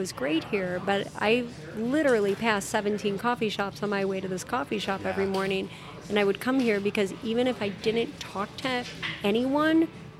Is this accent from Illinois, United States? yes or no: yes; Chicago, Illinois, United States; now in Arizona, United States; I grew up in Chicago. I grew up in a small town in Chicago. You knew everybody.